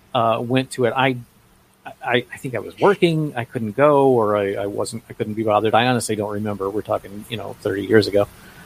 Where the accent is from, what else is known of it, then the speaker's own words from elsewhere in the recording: Lake Worth, Florida, United States; moved away; also born or lived in central Louisiana; it was shot in my hometown of Lake Worth.